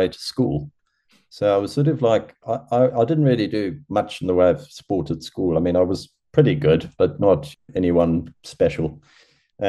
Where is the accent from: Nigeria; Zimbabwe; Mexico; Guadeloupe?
Zimbabwe; moved away; also born or lived in Durban, South Africa; I was brought up sort of in Zimbabwe and then we moved over to Durban in South Africa.